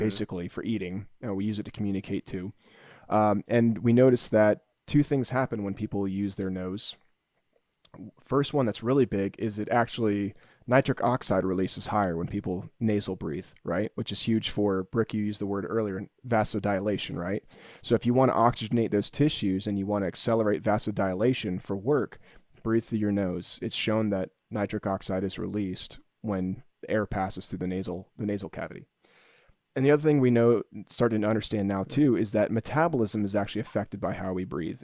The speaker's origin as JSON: {"language": "English", "region": "Florida", "country": "United States", "tie": "born or raised there", "said": "When I was a kid growing up in Florida"}